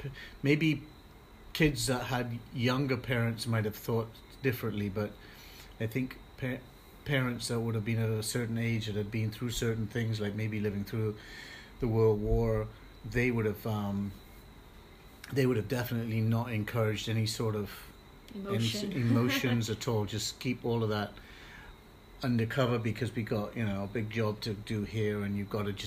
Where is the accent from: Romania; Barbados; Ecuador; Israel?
Barbados; I grew up mainly in Barbados